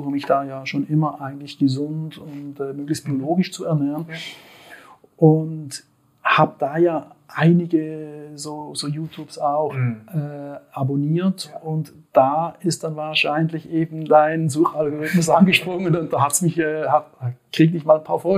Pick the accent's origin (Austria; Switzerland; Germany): Switzerland; wie man wahrscheinlich auch meinem äh, {S1} Slang anhört, {S2} ich komme aus der Schweiz.